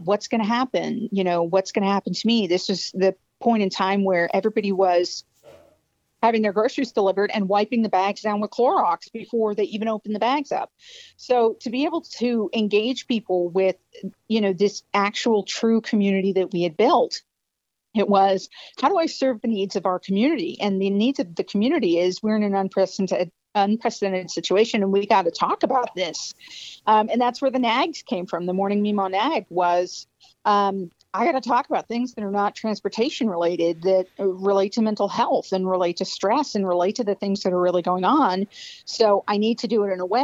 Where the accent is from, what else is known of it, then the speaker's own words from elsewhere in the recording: Spotsylvania County, Virginia, United States; I grew up in Spotsylvania County, but, you know, my father's from Greece, so the concept of me being Southern is not necessarily completely accurate